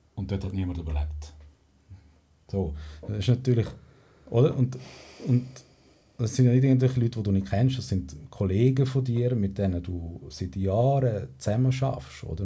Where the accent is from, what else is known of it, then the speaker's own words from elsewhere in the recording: Spain; now in Switzerland; bei uns in Spanien